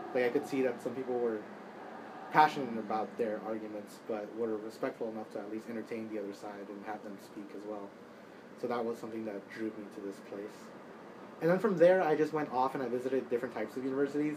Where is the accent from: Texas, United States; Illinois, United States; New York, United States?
Texas, United States; Dallas; moved away; I'm from Dallas, Texas, a pretty large city in the south